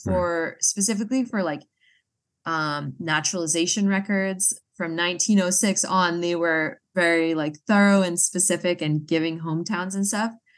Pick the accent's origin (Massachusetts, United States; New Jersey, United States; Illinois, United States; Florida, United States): Massachusetts, United States; moved away; I'm originally from Massachusetts